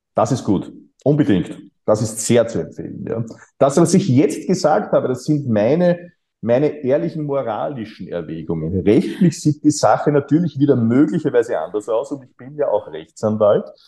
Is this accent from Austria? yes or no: yes; Austria; ich bin äh, auf dem Land aufgewachsen, Grenze Niederösterreich, Oberösterreich in den 1970er Jahren